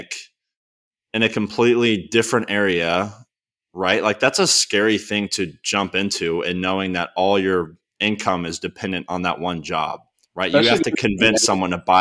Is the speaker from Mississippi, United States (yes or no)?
no; Texas, United States; moved away as an adult; also born or lived in Arkansas; now in Nashville, United States; I was back home from Texas